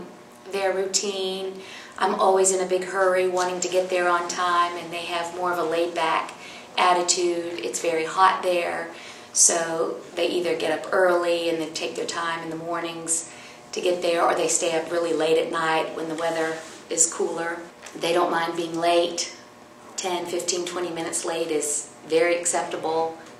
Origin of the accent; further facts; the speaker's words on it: North Carolina, United States; also born or lived in New York / California / Paris / Morocco; I'm originally from North Carolina, but I've lived in New York, California, Paris, and Morocco.